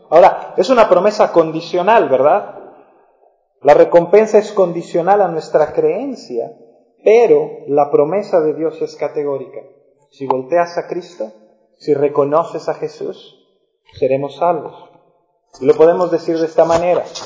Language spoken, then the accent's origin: Spanish; La Paz, Baja California Sur, Mexico; Cuando yo crecí aquí en La Paz éramos 160 mil